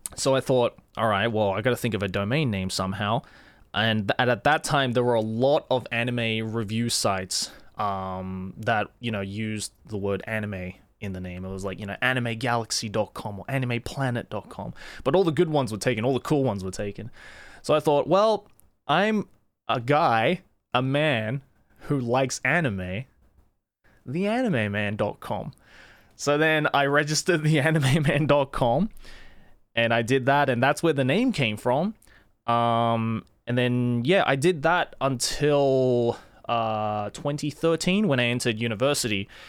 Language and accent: English; Sydney, New South Wales, Australia; first language English and Japanese; moved away as an adult; now in Japan; I was born and raised in Sydney